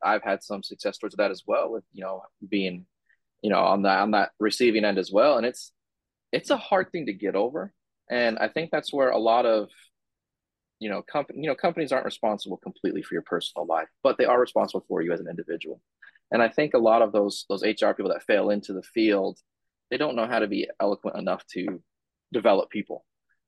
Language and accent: English; San Diego, California, United States; now in Georgia, United States; I'm from San Diego